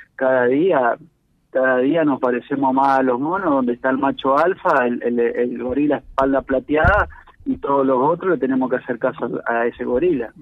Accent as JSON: {"language": "Spanish", "country": "Argentina", "said": "como argentinos"}